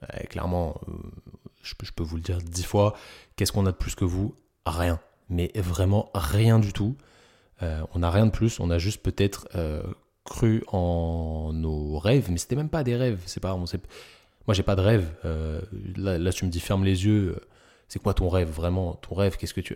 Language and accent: French; Parisian suburbs, Île-de-France, France; accent: Parisian banlieue; j'ai un petit accent de, de banlieusard parisien